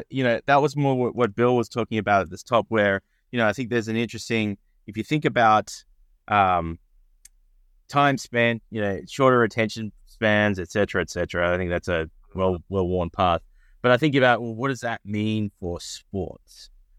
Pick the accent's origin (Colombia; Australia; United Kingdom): Australia; Melbourne, Victoria; I started my career as a lawyer in Australia, where I'm from Melbourne, Australia